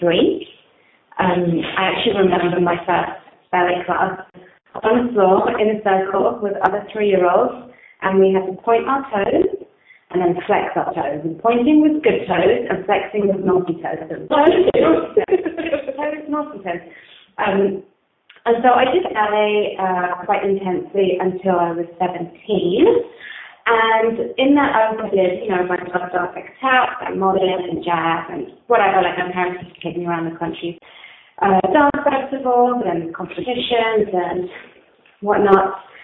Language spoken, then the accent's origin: English; England, United Kingdom; I grew up in England and my parents are Colombian